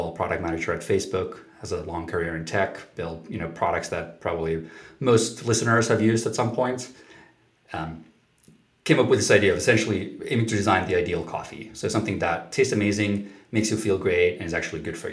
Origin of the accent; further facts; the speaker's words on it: Helsinki, Uusimaa, Finland; I grew up in Finland, in Helsinki, Finland.